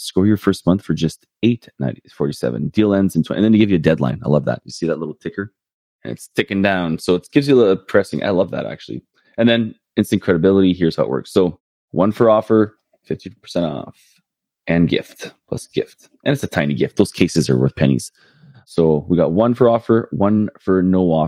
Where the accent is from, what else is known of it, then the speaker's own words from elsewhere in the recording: Winnipeg, Manitoba, Canada; now in St. Pierre, Canada; right here in my hometown of Winnipeg